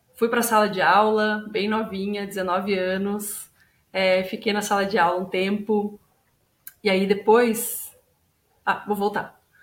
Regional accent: interior of São Paulo, Brazil; moved away as an adult; now in Curitiba, Brazil; sou do interior de São Paulo originalmente

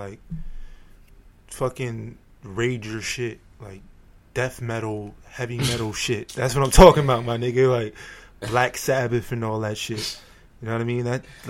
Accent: New York City, New York, United States; also born or lived in Queens, New York; I was born in Queens and I moved to Brooklyn when I was 6.

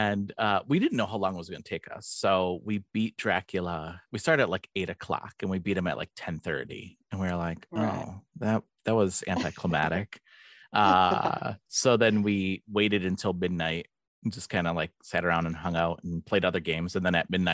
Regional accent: Wisconsin, United States; I'm from Wisconsin, actually, in the United States

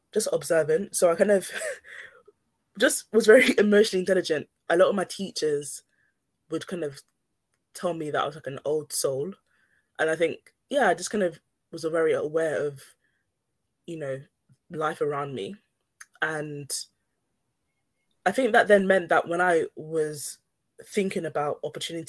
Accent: London, United Kingdom; also born or lived in Newcastle / Cambridge; I grew up in East London

